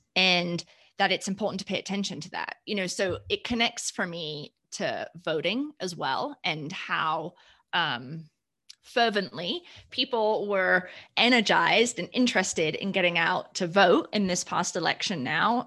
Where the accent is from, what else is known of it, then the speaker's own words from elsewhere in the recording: United Kingdom; moved away as an adult; now in Colorado, United States; I hail from the United Kingdom. I came here for my higher for my higher ed degree. Um, to the great state of Colorado, which is where I've been since 2003, currently living south of Denver.